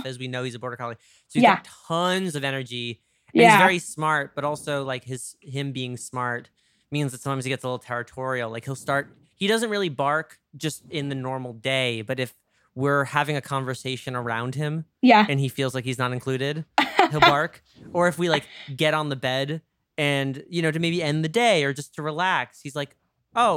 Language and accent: English; New York, United States; accent: New York; now in Los Angeles, United States; my New York accent got stronger since moving